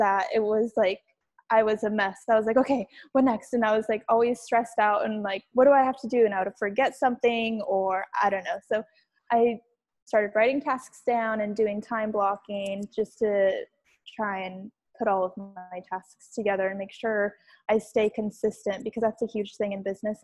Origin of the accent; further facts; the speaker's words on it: Washington, United States; moved away as an adult; now in New York City, United States; I'm originally from Washington State